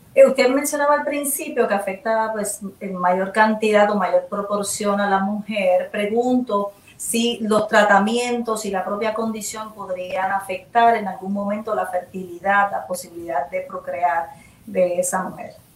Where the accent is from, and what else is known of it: Puerto Rico